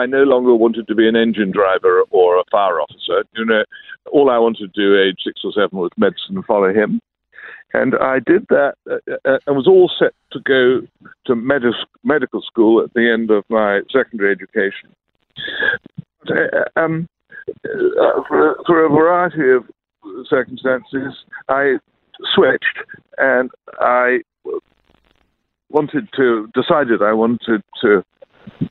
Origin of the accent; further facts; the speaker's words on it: London, United Kingdom; I grew up in London, England